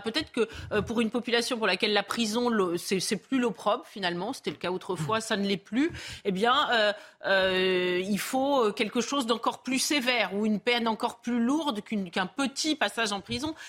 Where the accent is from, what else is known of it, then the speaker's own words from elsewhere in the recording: France; en tant que Français ordinaires